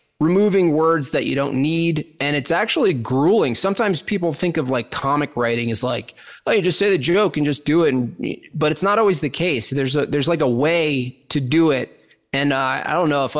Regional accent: the Catskills, New York, United States; moved away; I was born in the Catskills, New York

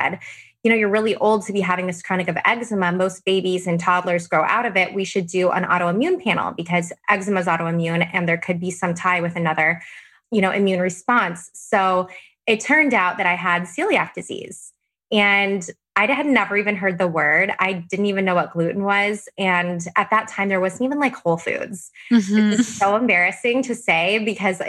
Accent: Arizona, United States; moved away as an adult; now in San Diego, United States; I'm from Arizona originally, and I moved to law school in San Diego, which is where I currently still live.

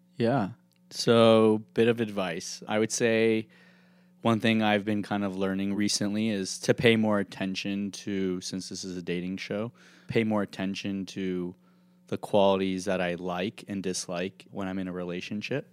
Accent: Beverly Hills, California, United States; also born or lived in Los Angeles / Dallas; Growing up in Beverly Hills

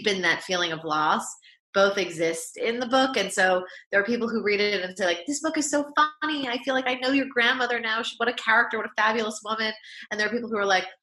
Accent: New York, United States; I grew up in New York. This is where we lived

